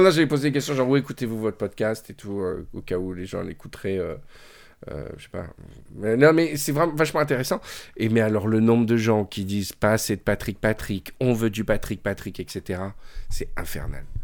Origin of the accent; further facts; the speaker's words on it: Cannes, Provence-Alpes-Côte d'Azur, France; Je suis né à Cannes.